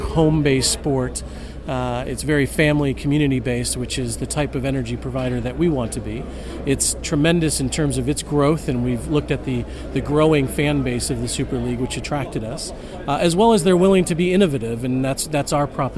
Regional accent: United States; accent: American; moved away; as you can tell from my accent, I'm American

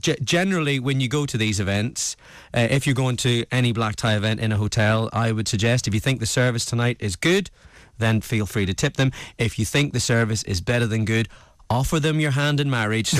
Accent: Ireland; moved away; as any Irishman would

